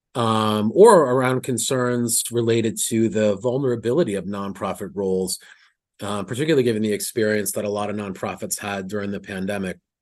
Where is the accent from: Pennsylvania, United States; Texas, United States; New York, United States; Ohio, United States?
New York, United States; I'm a New Yorker